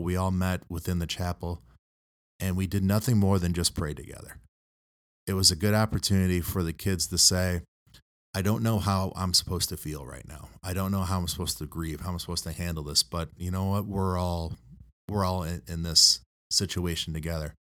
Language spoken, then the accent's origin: English; Toledo, Ohio, United States; also born or lived in Sidney, Ohio; I grew up up here in the Toledo area